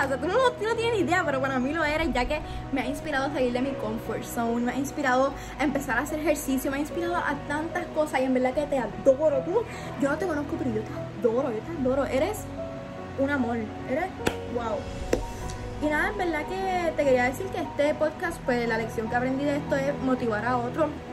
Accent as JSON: {"language": "Spanish", "country": "Chile", "moved": "yes", "lives_now": "Canada", "said": "vivo en Canadá, pero también soy chilena"}